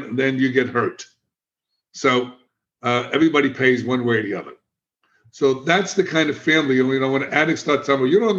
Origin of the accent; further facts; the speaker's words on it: New York City, New York, United States; also born or lived in Miami; now in Florida, United States; I'm a kid from the South Bronx. I'm a street kid. I was in gangs.